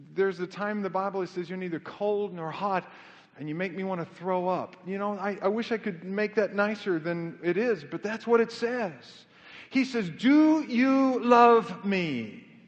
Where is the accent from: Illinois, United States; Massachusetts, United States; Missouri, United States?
Missouri, United States; Kansas City; moved away as an adult; also born or lived in Knoxville, Tennessee / Amarillo, Texas / Southern California; I was born in Knoxville, Tennessee, but I, I grew up in Kansas City